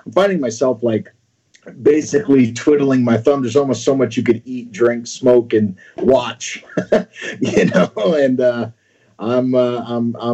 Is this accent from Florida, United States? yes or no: yes; Florida, United States; moved away as an adult; also born or lived in New York; now in California, United States; I moved to Florida like most New Yorkers